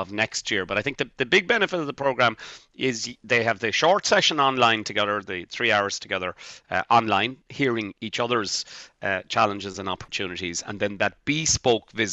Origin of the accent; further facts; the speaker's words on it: Bantry, Munster, Ireland; now in Dublin, Ireland; I'm from Bantry in West Cork and started my retail career in the local Supervalue